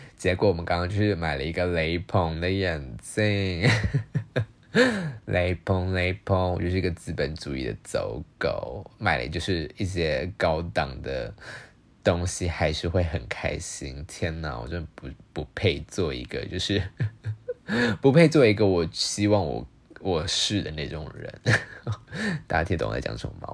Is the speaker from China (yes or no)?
no; Taiwan; first language Chinese; 台湾就有不止一种语言是我们的，在台湾人所使用的语言